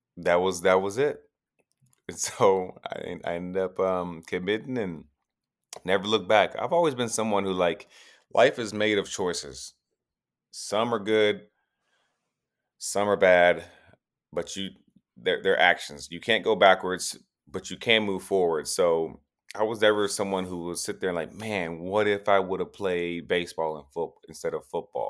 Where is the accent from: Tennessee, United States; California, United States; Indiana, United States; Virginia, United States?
Tennessee, United States; moved away; I'm from Tennessee